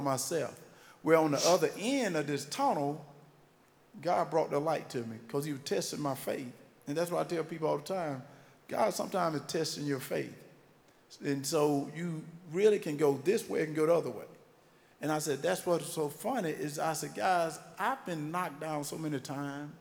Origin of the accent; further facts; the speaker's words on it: Wrightsville, Georgia, United States; accent: country; moved away; So I gotta sound like where I'm from